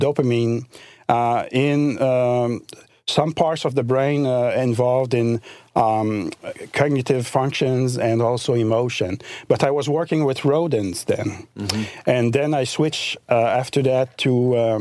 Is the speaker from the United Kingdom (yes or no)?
no; Eastern Townships, Quebec, Canada; A region of province of Quebec called Eastern Township. It's near the border with Vermont, actually.